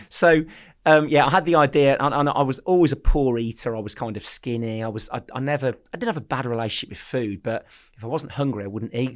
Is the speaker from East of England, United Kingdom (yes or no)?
no; Birmingham, West Midlands, United Kingdom; also born or lived in Poole; I'm from Birmingham. Um, so I grew up in Hall Green in Birmingham